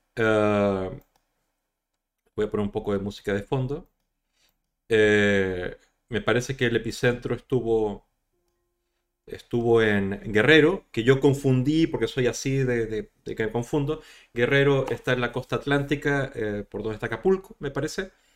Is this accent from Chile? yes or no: yes; Chile; accent: Latin American; moved away as an adult; also born or lived in Madrid, Spain; now in Spain; de Chile, de donde vengo yo